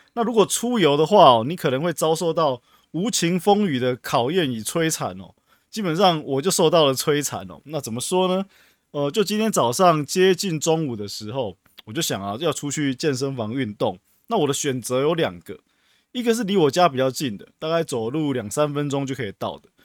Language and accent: Chinese; Taiwan; 我们台湾人民